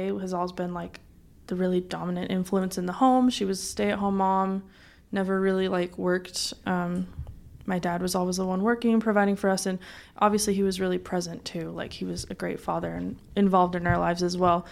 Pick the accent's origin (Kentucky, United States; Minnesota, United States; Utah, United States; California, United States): Utah, United States; Provo; I grew up in Provo, Utah